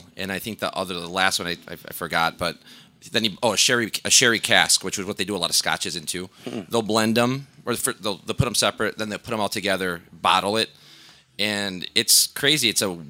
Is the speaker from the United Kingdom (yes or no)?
no; Jalisco, Mexico; In my opinion, we're from Jalisco. I think Omar might be from Jalisco too.